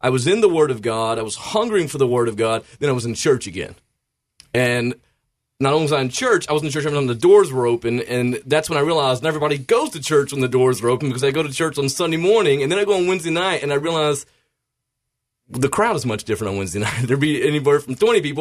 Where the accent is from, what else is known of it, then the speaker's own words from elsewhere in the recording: Memphis, Tennessee, United States; also born or lived in Fayette County, Tennessee; I grew up in and around the Memphis area